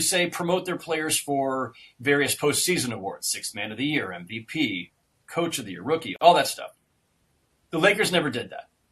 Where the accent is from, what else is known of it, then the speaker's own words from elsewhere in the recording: Bay Area, California, United States; moved away as an adult; also born or lived in Los Angeles; as a kid growing up in the Bay Area, I was raised to you know despise all things